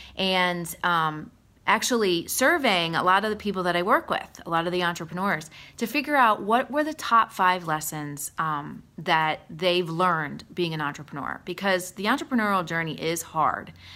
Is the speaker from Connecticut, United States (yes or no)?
no; Allentown, Pennsylvania, United States; I grew up in Allentown